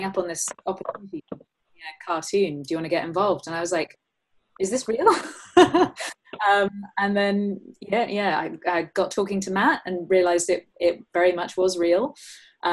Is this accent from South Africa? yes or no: no; England, United Kingdom; me being English